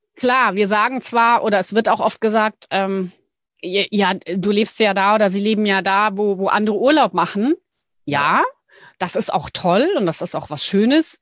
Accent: Ismaning, Bavaria, Germany; moved away as an adult; also born or lived in Munich; now in Hallig Hooge, Germany; ursprünglich oder eigentlich komme ich aus München. Ich bin eine gebürtige Münchnerin

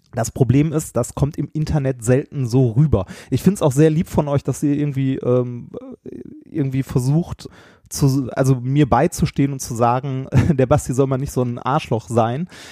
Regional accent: Ruhr area, North Rhine-Westphalia, Germany; wir kommen beide halt aus dem Pott mit einer sehr rauen Sprache und in unserer Jugend hat man behindert zum Beispiel als Schimpfwort benutzt

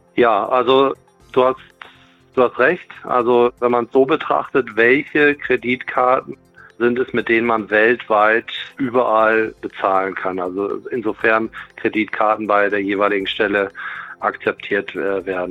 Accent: Germany; als Deutsche

